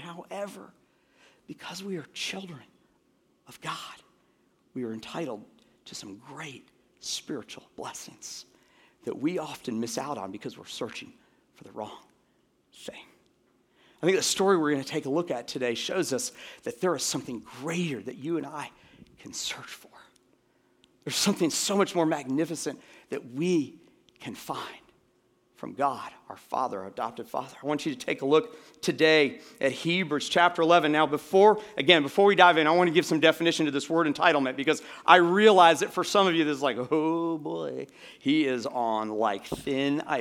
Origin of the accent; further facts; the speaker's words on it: United States; an American citizen